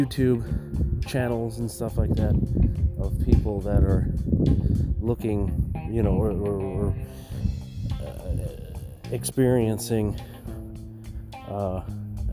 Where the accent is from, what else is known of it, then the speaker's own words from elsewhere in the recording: New York, United States; moved away; I'm from New York